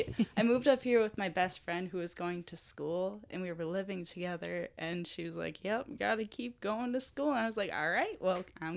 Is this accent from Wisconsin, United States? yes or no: yes; Cumberland, Wisconsin, United States; moved away as an adult; also born or lived in Duluth, Minnesota; now in Superior, United States; I'm from Cumberland, Wisconsin, which is close to Rice Lake, north of Eau Claire.